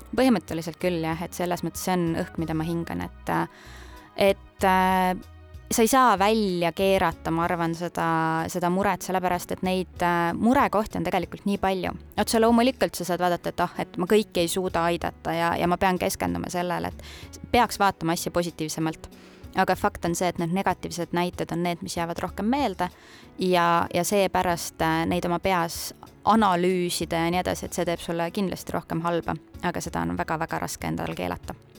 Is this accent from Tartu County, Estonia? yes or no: yes; Annikoru, Tartu County, Estonia; mina olen pärit Tartu maakonnast, väikesest külast nimega Annikoru ja käisin Puhja gümnaasiumis oma esimese koolitee